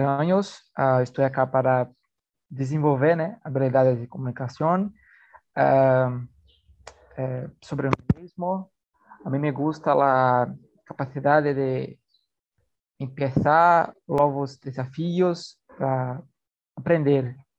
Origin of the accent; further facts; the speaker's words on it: Paraíba, Brazil; Spanish is a second language; eu sou de Paraíba